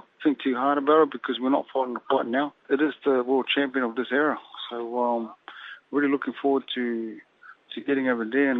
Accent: Samoa; I'm from that side, I'm from Samoa

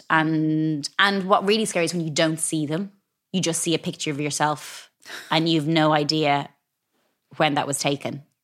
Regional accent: Ireland; But I think growing up in Ireland

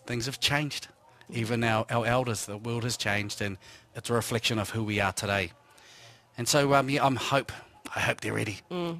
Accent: Ruatahuna, Bay of Plenty, New Zealand; I'm from Ruatahuna. That's where I'm from.

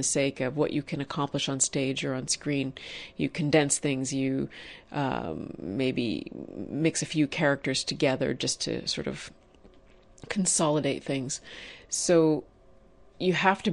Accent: Toronto, Ontario, Canada; I am Wampanoag Nation, and my people are from Massachusetts and Rhode Island. I grew up in Toronto, Ontario, Canada.

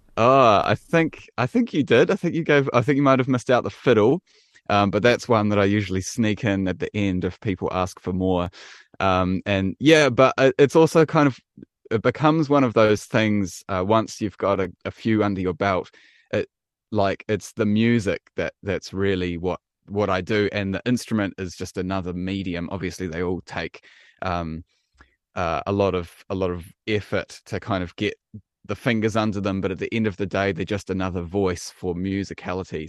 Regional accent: Wellington, New Zealand; I am definitely a Kiwi. Yep, born and bred uh, in Wellington

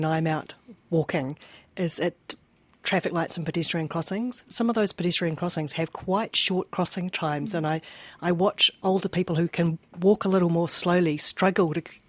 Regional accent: Wellington, New Zealand; I come from Wellington

